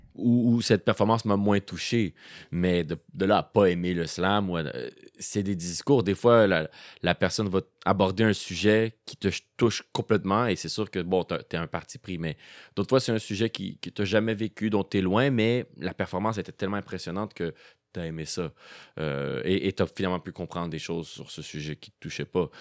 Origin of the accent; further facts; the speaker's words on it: Montreal, Quebec, Canada; also born or lived in Rosemont, Montreal; lorsque est venu le temps de commencer l'école, on a, déménagé à Montréal-Nord. Hmm. Et euh, c'est là que j'ai fait euh, tout mon primaire, mon secondaire et même mon cégep.